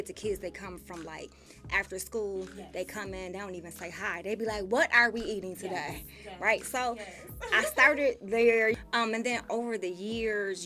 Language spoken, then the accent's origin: English; Buffalo, New York, United States; born and raised in Buffalo